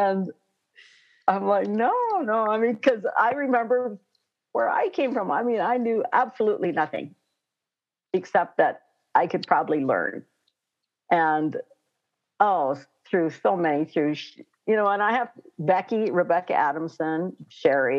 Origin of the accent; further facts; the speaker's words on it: Pine Ridge, South Dakota, United States; also born or lived in Hot Springs, South Dakota; I'm from Pine Ridge here and, you know, went to a Catholic school till I was on Pine Ridge here, Our Lady of Lourdes, until I was in the seventh grade. And then we moved to Hot Springs